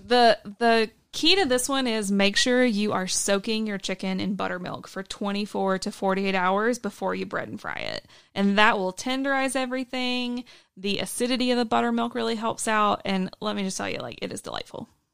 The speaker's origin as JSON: {"language": "English", "town": "Johnson City", "region": "Tennessee", "country": "United States", "tie": "born or raised there", "moved": "yes", "said": "so I am from Johnson City, Tennessee"}